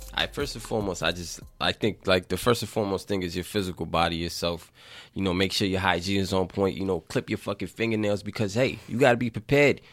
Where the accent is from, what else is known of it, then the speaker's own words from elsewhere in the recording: New York City, New York, United States; I grew up in the Bronx. I grew up in the inner city